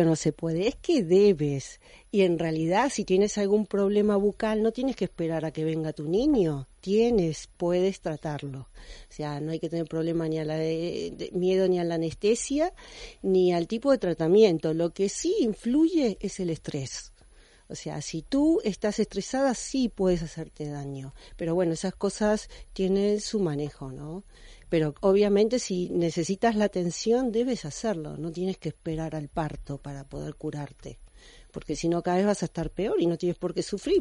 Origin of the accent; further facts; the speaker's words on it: Argentina; moved away as an adult; also born or lived in United States / France; now in Spain; me gradué en mi país natal, la Argentina, pero luego seguí la formación en Estados Unidos y en Francia y luego vine aquí a España